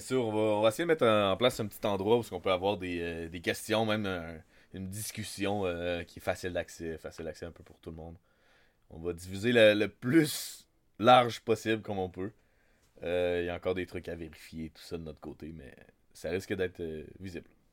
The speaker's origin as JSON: {"language": "French", "town": "Wendake", "region": "Quebec", "country": "Canada", "tie": "born or raised there", "said": "je suis né à Wendake. Je suis un Wendat de Wendake. Euh, j'ai grandi toute ma vie à Wendake"}